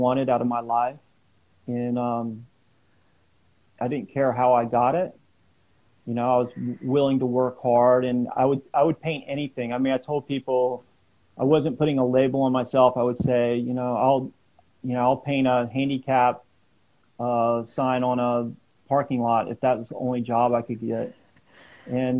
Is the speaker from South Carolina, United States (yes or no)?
yes; South Carolina, United States; now in California, United States; I grew up in South Carolina